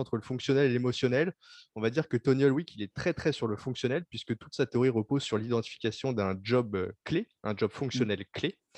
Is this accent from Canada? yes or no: no; France; chez nous en France